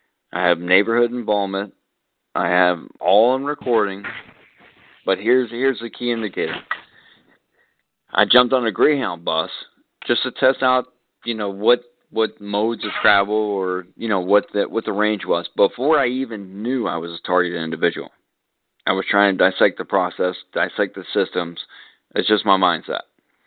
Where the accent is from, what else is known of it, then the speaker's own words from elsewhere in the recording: Texas, United States; Obviously, I'm here. I'm in Florida. I'm from Texas.